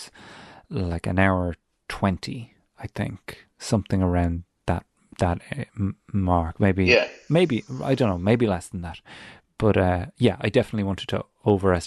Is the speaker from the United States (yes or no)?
no; Ireland; moved away; as an Irish person who knows hills, who've hiked hills back home